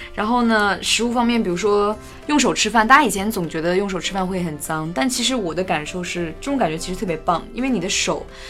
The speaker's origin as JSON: {"language": "Chinese", "region": "Inner Mongolia", "country": "China", "tie": "born or raised there", "said": "小时候在内蒙古长大"}